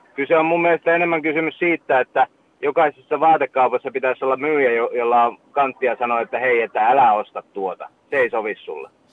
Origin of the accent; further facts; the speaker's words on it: Vaasa area, Ostrobothnia, Finland; now in Turku, Finland; silloinhan me lähdettiin tota Vaasasta Uumajaa